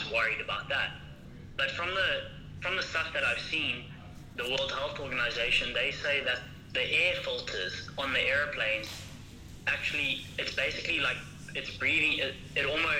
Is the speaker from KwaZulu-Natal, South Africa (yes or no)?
yes; Howick, KwaZulu-Natal, South Africa; moved away as an adult; now in Wuhan, China; I'm from Harwick